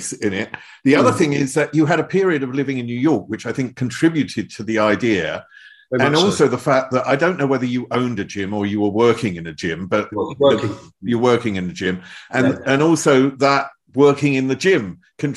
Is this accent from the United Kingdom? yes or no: yes; England, United Kingdom; I'm English